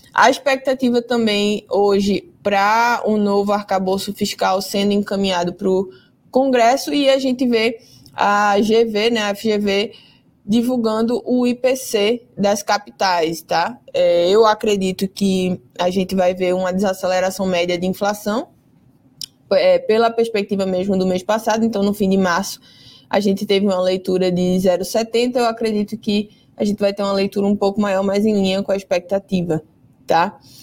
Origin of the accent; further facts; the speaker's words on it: Recife, Pernambuco, Brazil; Eu sou recifense